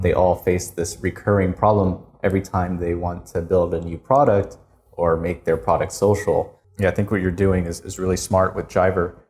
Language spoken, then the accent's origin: English; United States; moved away as an adult; now in Korea; I'm American, and I went to school in the U S